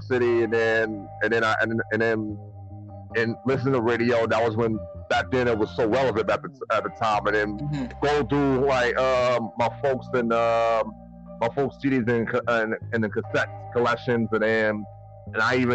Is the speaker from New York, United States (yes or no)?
yes; Buffalo, New York, United States; I'm born and raised in Buffalo